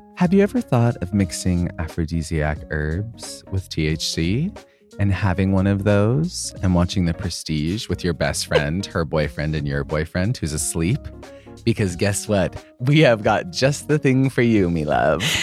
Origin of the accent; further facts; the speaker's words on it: Boise, Idaho, United States; Boise, Idaho. That's where I'm from.